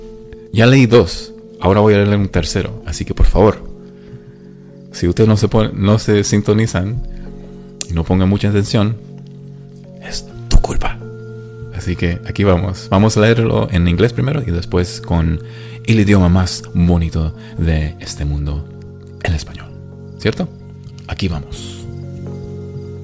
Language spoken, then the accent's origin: English; United States; I'm from the United States of America